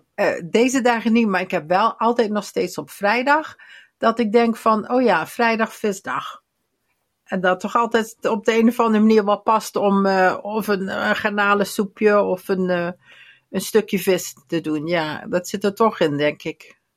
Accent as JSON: {"language": "Dutch", "region": "Limburg", "country": "Netherlands", "said": "bij ons in Limburg"}